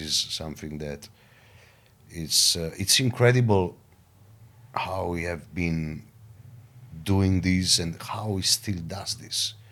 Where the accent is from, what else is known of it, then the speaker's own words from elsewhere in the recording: Caserta, Campania, Italy; my hometown, Caserta, which is like twenty minutes from Napoli